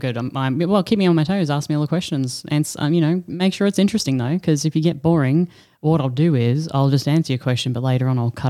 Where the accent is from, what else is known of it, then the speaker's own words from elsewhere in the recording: Brisbane, Queensland, Australia; I'm from Brisbane. You've heard me say it a million times.